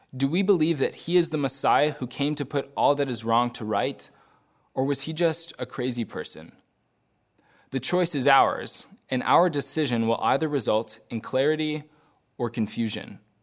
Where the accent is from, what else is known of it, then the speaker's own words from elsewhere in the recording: United States; also born or lived in Belfast countryside, Northern Ireland; As an American